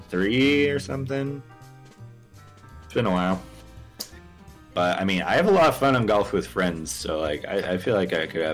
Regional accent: Spokane, Washington, United States; born or raised there

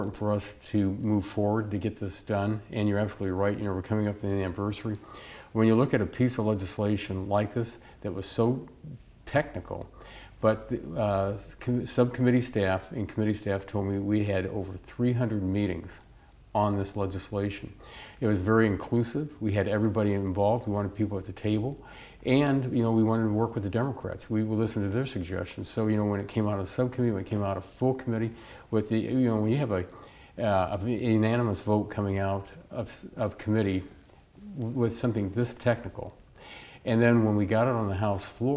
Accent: Bowling Green, Ohio, United States; Bowling Green State University, my hometown where I graduated from school

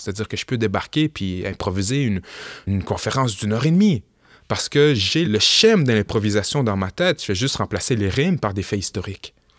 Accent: Quebec City, Quebec, Canada; je suis né au Québec, j'ai grandi au Québec

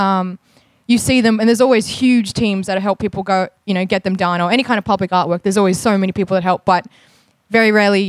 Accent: Melbourne, Victoria, Australia; I was born in Melbourne and in Naam and raised by mostly Wurundjeri and Teo mob down here

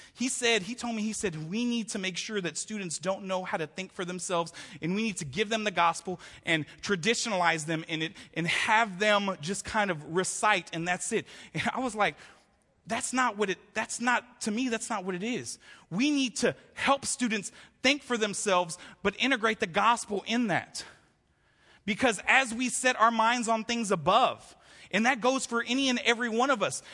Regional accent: Houston, Texas, United States; growing up in Houston, Texas, we celebrated Christmas starting

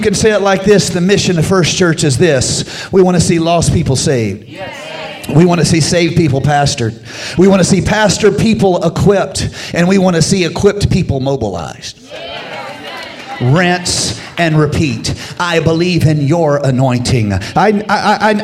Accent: United States; I grew up in Carolina

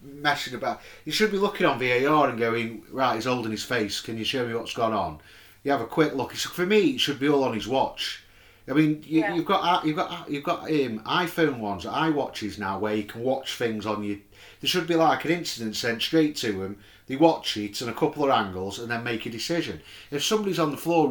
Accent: England, United Kingdom; we're English and we're British

